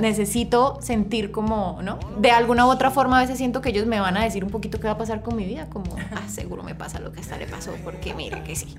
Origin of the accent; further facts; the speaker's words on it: Pamplona, Norte de Santander, Colombia; yo soy de Pamplona, Pamplona es, sí, es, un, es una ciudad pequeña, es un pueblo